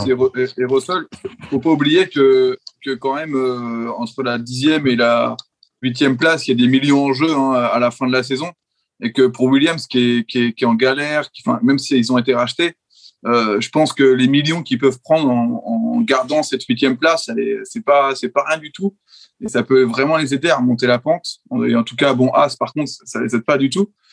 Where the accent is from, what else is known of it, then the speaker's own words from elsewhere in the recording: France; en tant que Français